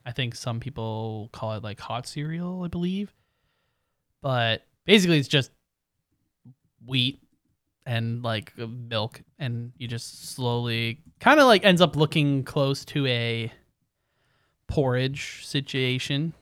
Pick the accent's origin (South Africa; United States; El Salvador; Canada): Canada; we are Canadian